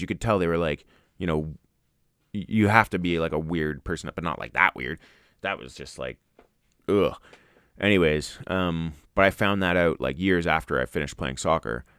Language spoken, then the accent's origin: English; Ontario, Canada; now in Alberta, Canada; I grew up in Ontario